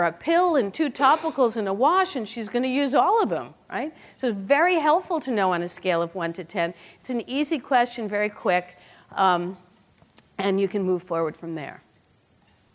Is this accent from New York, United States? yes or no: yes; Brooklyn, New York, United States; I'm from Brooklyn